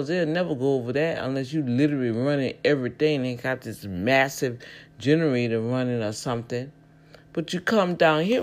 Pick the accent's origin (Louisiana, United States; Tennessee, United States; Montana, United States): Louisiana, United States; New Orleans; now in Houston, United States; because I came from New Orleans, Louisiana, I could not really uh, represent the district. I've been in the district for almost seven, eight years.